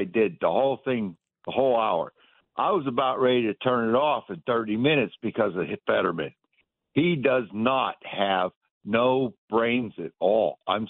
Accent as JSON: {"language": "English", "region": "Pennsylvania", "country": "United States", "said": "I'm from Pennsylvania"}